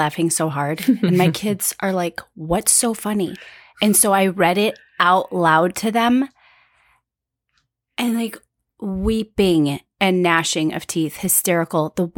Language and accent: English; Chicago, Illinois, United States; I'm from Chicago.